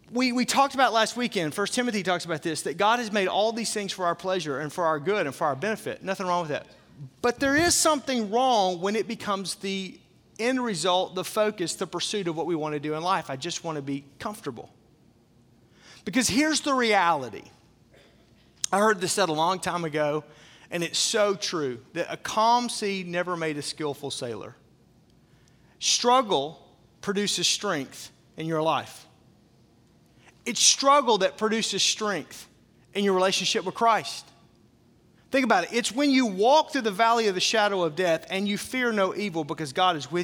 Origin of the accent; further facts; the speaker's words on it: the South, United States; where I grew up in the South, everything was made with meat grease